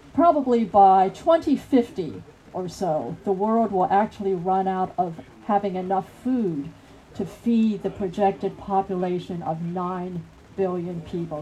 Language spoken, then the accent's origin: English; United States; from the United States